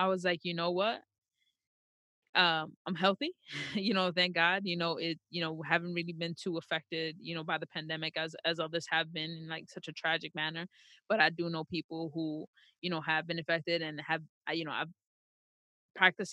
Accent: New York, United States; I was born and raised in New York

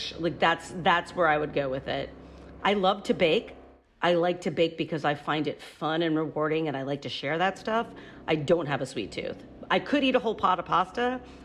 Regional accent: the American Midwest, United States; I grew up in the American Midwest

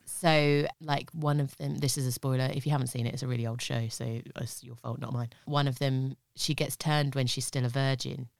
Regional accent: United Kingdom; I'm just too British with languages.

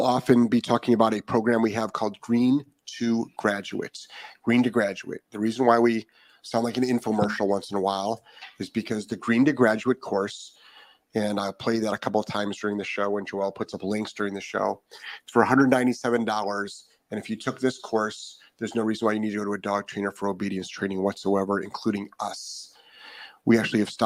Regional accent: Ohio, United States; now in Florida, United States; I'm originally from Ohio.

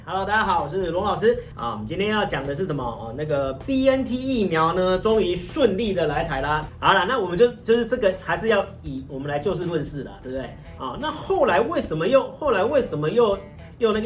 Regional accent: Taiwan; 我们台湾人

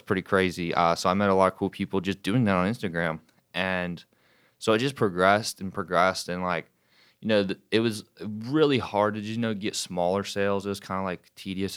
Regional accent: Wilmington, North Carolina, United States; now in Charlotte, United States; I'm f, originally from Wilmington, North Carolina. Now I live in Charlotte. Um, I grew up down there

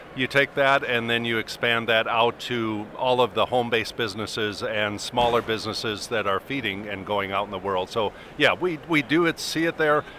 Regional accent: Arizona, United States; I'm from Arizona

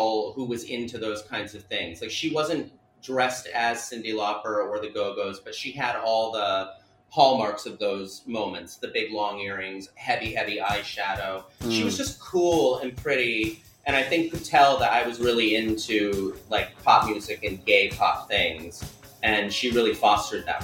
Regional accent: Enfield, Connecticut, United States; I'm from Enfield, Connecticut, which is a little... tiny little town that was like 30 minutes north of Hartford

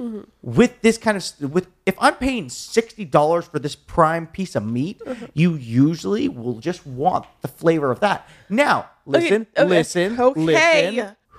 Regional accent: Deep South, United States; I'm from the deep south.

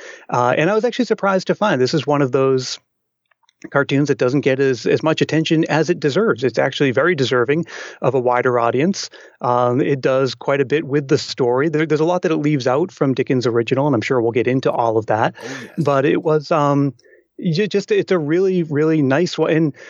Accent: Massachusetts, United States; when I was growing up in Massachusetts.

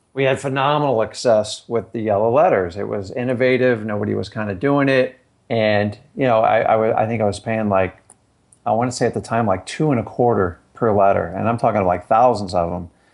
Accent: Fort Lauderdale, Florida, United States; also born or lived in Stuart, Florida; I grew up down in Fort Lauderdale

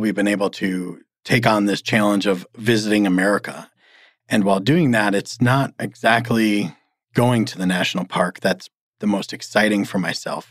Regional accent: Michigan, United States; moved away as an adult; I grew up in Michigan, and the farthest I went until 17 was

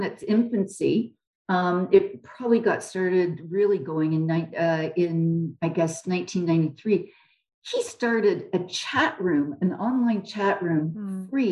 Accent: Canada; I'm a Canadian

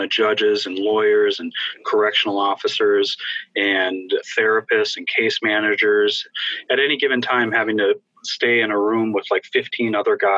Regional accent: Fargo, North Dakota, United States; my hometown of Fargo, North Dakota

